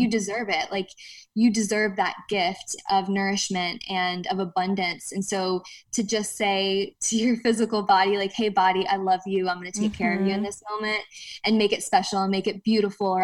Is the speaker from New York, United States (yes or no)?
no; Ohio, United States; We're from Ohio